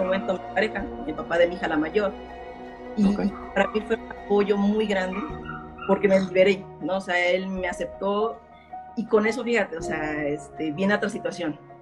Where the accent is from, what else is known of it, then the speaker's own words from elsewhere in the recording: Mexico City, Mexico; nací en Iztapalapa, México